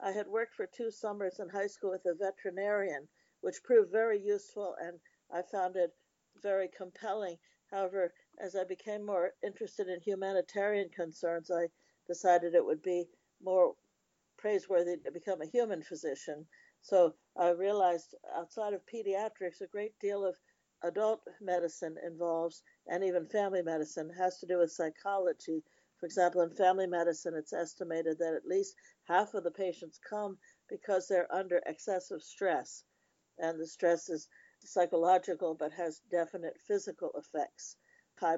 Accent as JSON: {"language": "English", "region": "Delaware", "country": "United States", "tie": "born or raised there", "moved": "as an adult", "said": "I grew up in Delaware, a very small state"}